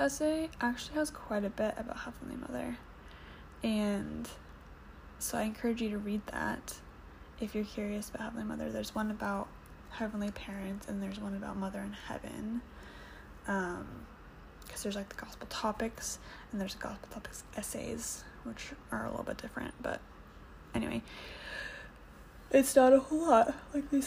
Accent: United States; moved away as an adult; now in Canada; I'm an American, currently living in Canada

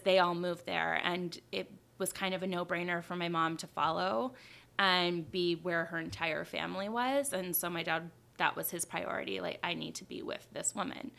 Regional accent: Beverly Hills, California, United States; moved away; I grew up in Beverly Hills.

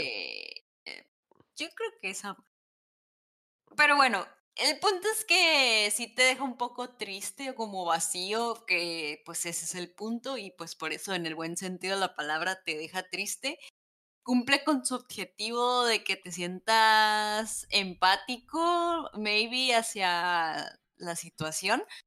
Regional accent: Mexico; somos mexicanos

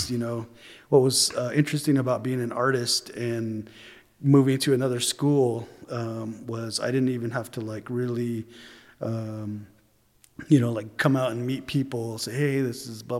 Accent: Tuba City, Arizona, United States; also born or lived in Cedar City, Utah; I'm originally from Tuba City, Arizona, because that's where my mom is from

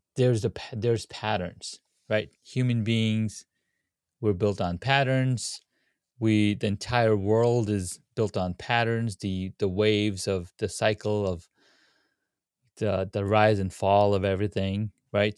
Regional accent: Saudi Arabia; moved away; I grew up in Saudi Arabia

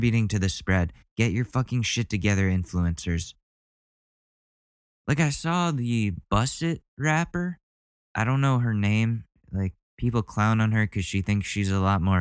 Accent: Ridgefield, United States; moved away; I haven't seen my hometown in over a year. This is the longest time I've gone without going to Ridgefield.

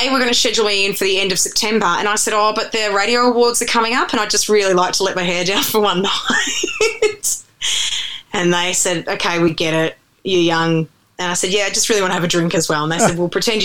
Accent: Melbourne, Victoria, Australia; accent: Aussie; moved away as an adult; also born or lived in Canada; spent the most amount of time broadcasting in my hometown

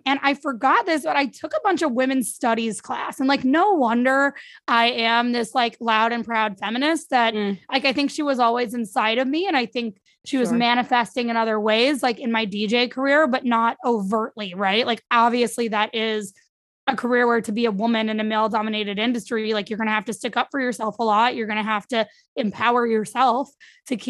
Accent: St. Louis, Missouri, United States; moved away; also born or lived in New York / Florida; I grew up in St. Louis. I lived in New York straight for a decade.

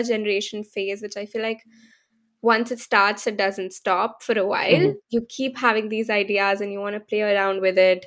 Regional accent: India; moved away as an adult; now in San Francisco, United States; I come from India, born and brought up in India, and moved to the US only 3 years ago

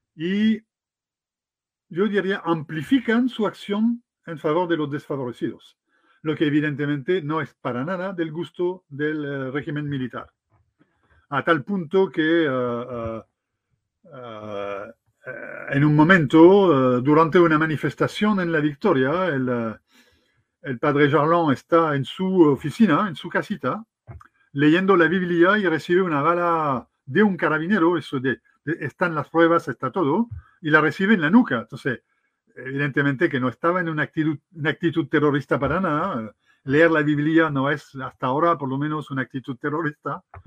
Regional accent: France; Spanish is a second language; moved away as an adult; now in Chile; Yo me siento tan, tan chileno como francés hoy día después de 25 años.

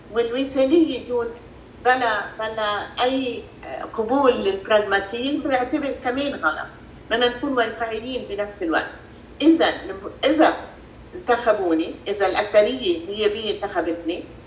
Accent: Freike, Mount Lebanon, Lebanon; انا لينيه من المتن من ضيعه الفريكي محل ما انا موجود هلا ربيت بلبنان ودرست بلبنان

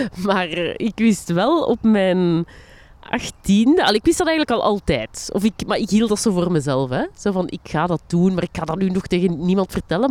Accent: Linden, Flanders, Belgium; also born or lived in Borgerhout; now in Antwerp, Belgium; waar ik opgegroeid ben, hè, of de dorpsschool van Linden

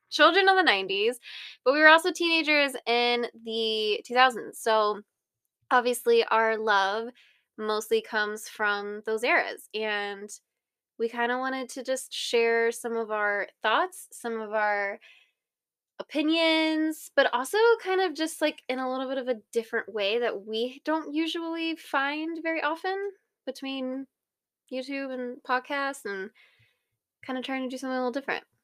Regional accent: Ohio, United States; moved away as an adult; We're from Ohio, from the Midwest, and we are currently at this moment in Arizona

